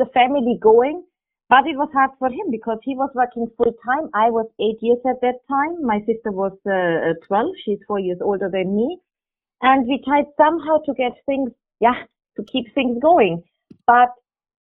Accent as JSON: {"language": "English", "country": "Germany", "tie": "born or raised there", "moved": "as an adult", "lives_now": "Abu Dhabi, United Arab Emirates", "said": "I grew up in Germany"}